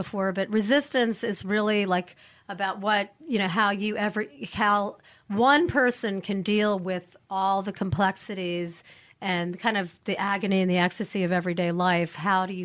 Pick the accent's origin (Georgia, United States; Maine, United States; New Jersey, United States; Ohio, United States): New Jersey, United States; Newark; I grew up in Newark, New Jersey when I was mm-hmm. a kid